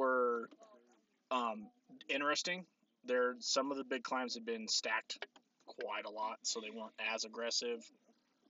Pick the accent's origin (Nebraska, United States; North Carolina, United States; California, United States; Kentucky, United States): Nebraska, United States; I'm from Nebraska.